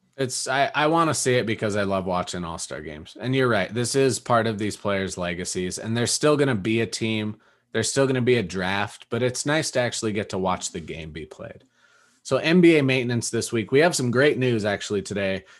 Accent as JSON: {"language": "English", "town": "Rapid City", "region": "South Dakota", "country": "United States", "tie": "born or raised there", "moved": "yes", "lives_now": "Denver, United States", "said": "my hometown, Rapid City"}